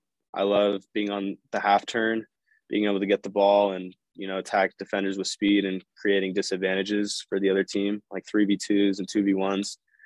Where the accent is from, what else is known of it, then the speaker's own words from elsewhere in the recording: West Coast, United States; growing up on the West Coast, I was Galaxy based. So, growing up, I was watching them